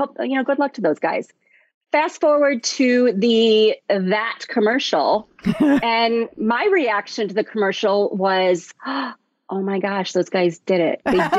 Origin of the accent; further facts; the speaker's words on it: Chicago, Illinois, United States; I'm from Chicago